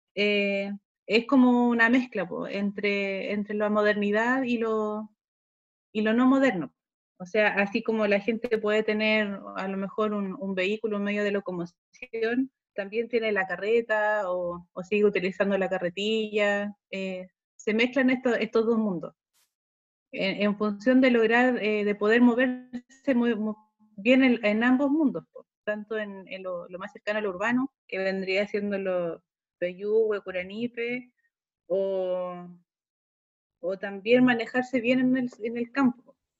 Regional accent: Pelluhue, Maule, Chile; also born or lived in Cauquenes / Temuco; soy oriunda de Peyúgue, de la localidad de Peyúgue. Eh, estudié en, el, en la escuela de 638 Peyúgue

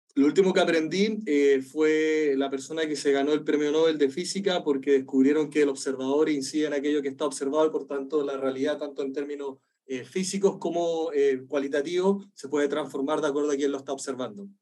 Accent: Chile; moved away; yo soy del desierto, yo soy del desierto de Atacama. a mí la lluvia era una cuestión rara, entonces decía, no llovía nunca

